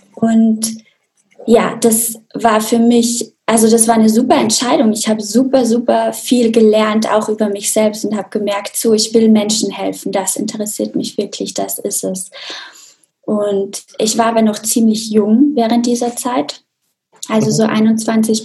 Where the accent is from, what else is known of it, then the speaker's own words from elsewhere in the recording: Austria; Also ich komme ja auch aus Österreich, aus einem kleinen Dorf in den Bergen